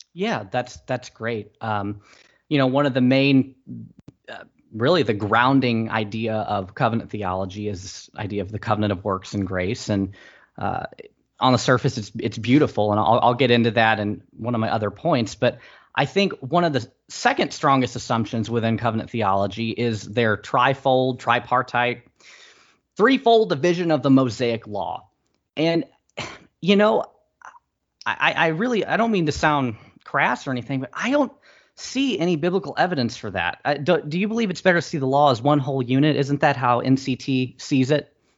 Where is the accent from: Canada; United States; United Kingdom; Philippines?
United States; St. Louis, Missouri; we're both from Saint Louis